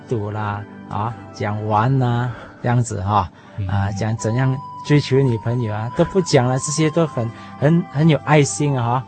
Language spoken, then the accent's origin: Chinese; Johor Bahru, Johor, Malaysia; 我是来自西马的新山